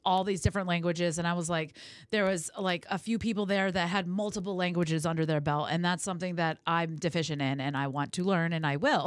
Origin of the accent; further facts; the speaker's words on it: California, United States; moved away; also born or lived in New England / Las Vegas; I'm originally from California